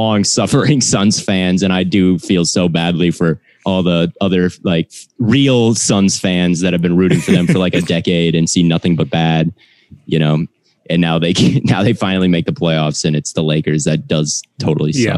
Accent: Minnesota, United States; moved away as an adult; now in Arizona, United States; I'm from Minnesota

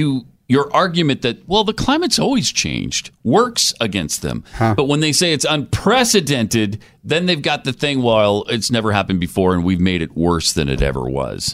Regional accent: Montana, United States; I grew up in Montana.

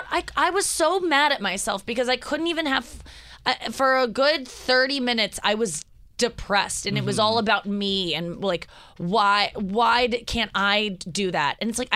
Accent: St. Louis, Missouri, United States; I'm backstage in my hometown in St. Louis.

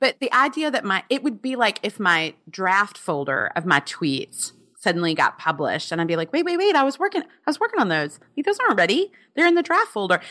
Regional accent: Alabama, United States; I'm from Alabama

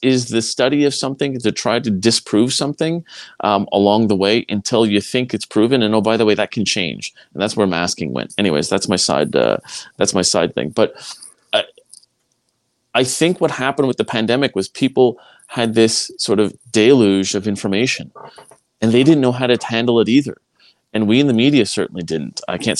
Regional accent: Quebec, Canada; I mean, I came from Quebec. It's a way of life there.

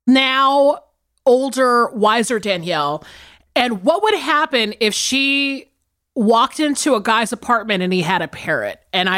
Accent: South Carolina, United States; I think it's just because I grew up in South Carolina, which we'll talk about in my movie for sure.

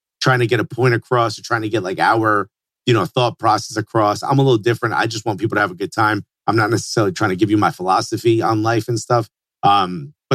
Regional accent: Newark, New Jersey, United States; I grew up in Newark, New Jersey

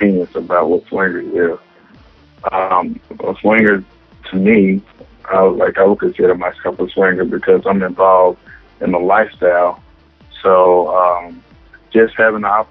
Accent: Dallas, Texas, United States; also born or lived in Jonesboro, Arkansas; I was the average kid growing up in Oak Cliff.

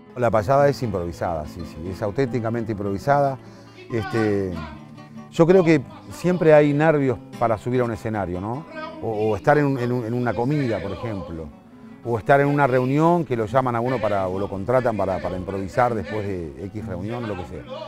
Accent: Sauce, Canelones, Uruguay; also born or lived in Montevideo, Uruguay; desde pequeño, desde 3, 4 años, este, siempre nos afincamos en distintas zonas alrededor de la, de la ciudad de Sauce, cuando eso era pueblo todavía. Yo me considero sauceño

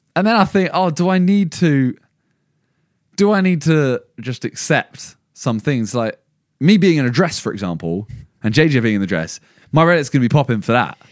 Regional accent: England, United Kingdom; we are all English

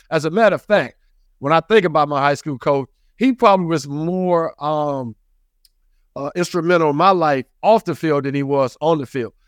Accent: the South, United States; I grew up in the South

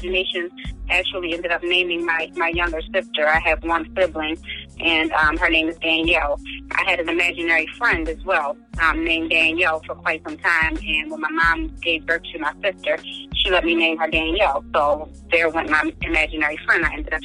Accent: Maryland, United States; sometimes I'm almost embarrassed to tell people where I'm from. You know, I'm like, oh, I'm from Maryland.

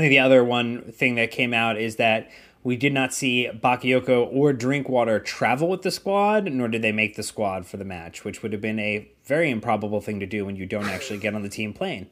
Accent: United States; we are American Chelsea fans.

